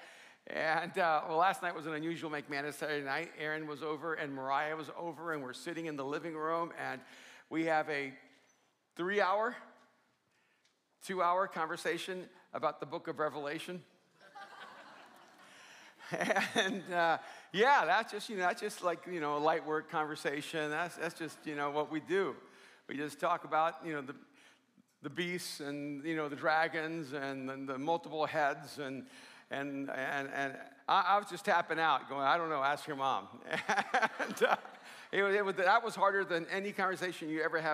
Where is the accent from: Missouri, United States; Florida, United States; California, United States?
Florida, United States; Miami; also born or lived in El Salvador; I grew up in Miami when I came over from El Salvador